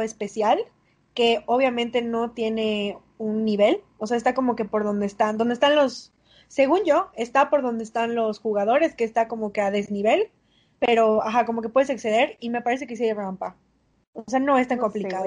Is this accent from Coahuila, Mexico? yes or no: no; Mérida, Yucatán, Mexico; yo nací en el Cuculcán